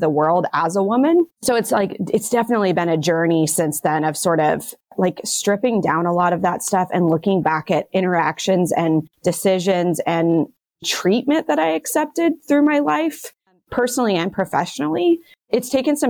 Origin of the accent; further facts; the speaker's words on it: United States; I'm American